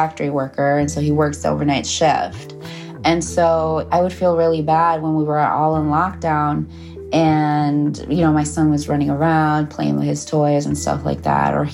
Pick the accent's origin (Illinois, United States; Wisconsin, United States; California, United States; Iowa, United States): Illinois, United States; Chicago; I am from Chicago